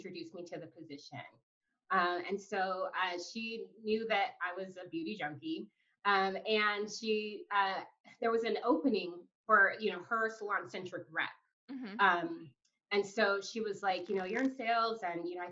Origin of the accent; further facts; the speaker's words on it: Los Angeles, California, United States; also born or lived in Portland; Born and raised in Los Angeles